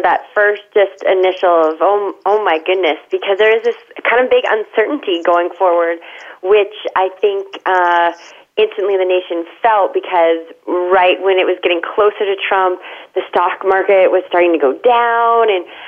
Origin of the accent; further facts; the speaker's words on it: California, United States; as a Californian